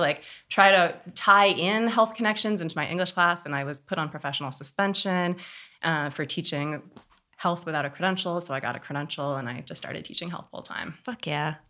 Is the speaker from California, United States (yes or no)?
yes; Oakland, California, United States; I grew up here in Oakland, California, born and raised